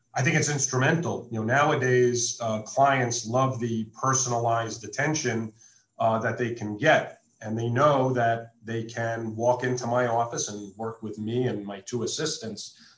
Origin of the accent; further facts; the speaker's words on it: East Coast, United States; moved away as an adult; now in Las Vegas, United States; I grew up on the East Coast, moved out west in 1996